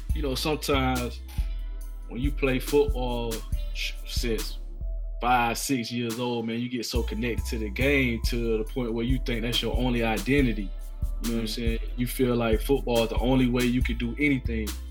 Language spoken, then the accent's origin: English; Tallahassee, Florida, United States; growing up in Tallahassee, man, we grew up in that in that shadow of that school that sit on the hill